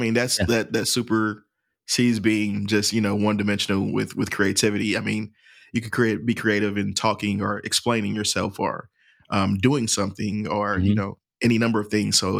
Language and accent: English; St. Louis, Missouri, United States; I'm from St. Louis, Missouri originally. So my family, I traveled a lot.